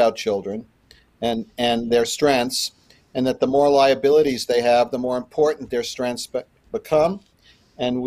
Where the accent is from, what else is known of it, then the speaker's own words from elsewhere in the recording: New York City, New York, United States; now in Salt Lake City, United States; I grew up in Brooklyn. I've been in Salt Lake since 1977.